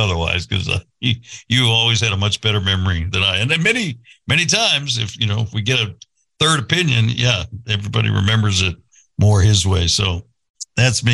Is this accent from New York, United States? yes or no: no; California, United States; moved away; I grew up in California